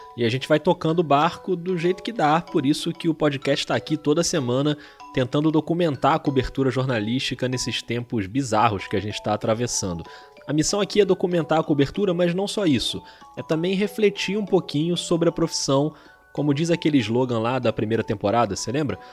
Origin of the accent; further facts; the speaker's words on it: Rio de Janeiro, Brazil; eu sou do Rio de Janeiro.